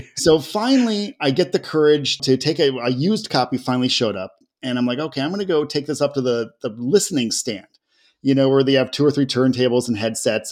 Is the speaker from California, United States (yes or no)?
no; Ohio, United States; I grew up in Ohio